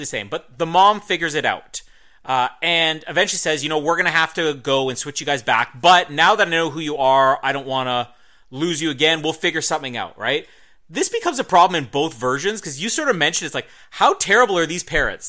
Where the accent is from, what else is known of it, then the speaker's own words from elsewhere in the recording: Canada; accent: Canadian; I'm not Canadian